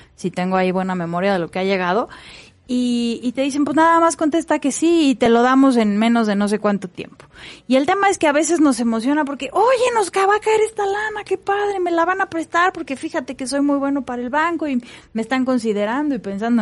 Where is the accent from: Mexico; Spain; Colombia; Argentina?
Mexico; como buenos mexicanos nos emocionamos